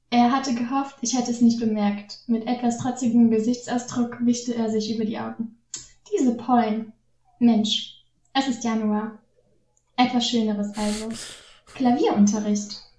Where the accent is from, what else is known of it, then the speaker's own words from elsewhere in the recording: North Korea; German is a second language; moved away as an adult; Ich bin in Nordkorea geboren und dort bis zu meinem 27. Lebensjahr geblieben.